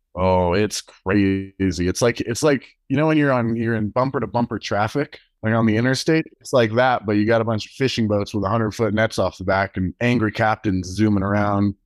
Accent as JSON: {"language": "English", "town": "Durango", "region": "Colorado", "country": "United States", "tie": "born or raised there", "also_born_or_lived": "Texas", "said": "I've lived in, uh, Colorado pretty much as long as I can remember, in Durango"}